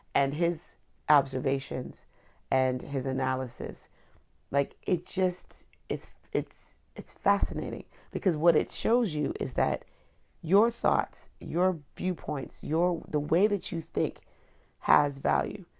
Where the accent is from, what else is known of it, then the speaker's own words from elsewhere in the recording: Miami, Florida, United States; also born or lived in Washington, D.C.; I was growing up in Florida, particularly Miami